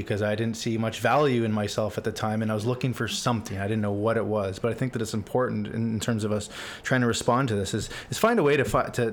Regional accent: Markham, Ontario, Canada; I grew up in Markham

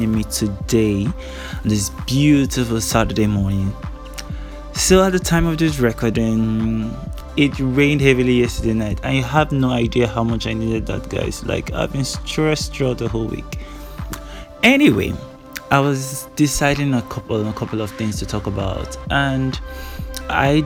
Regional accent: Imo, Nigeria; also born or lived in Ekiti State; I'm from Imo State

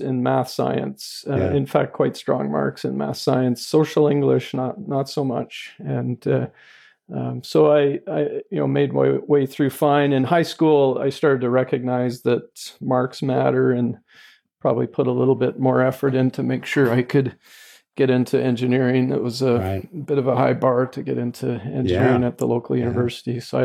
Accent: Edmonton, Alberta, Canada; also born or lived in Lethbridge, Alberta; I've spent my whole life in Alberta. I came to the Edmonton area in grade three

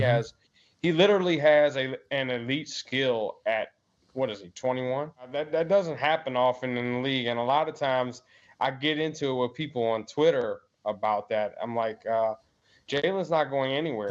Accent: Maryland, United States; I'm from Maryland

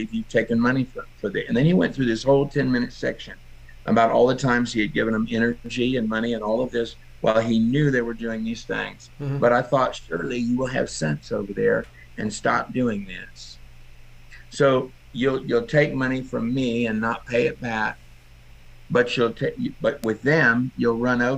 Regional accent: Texas, United States; I grew up in Texas

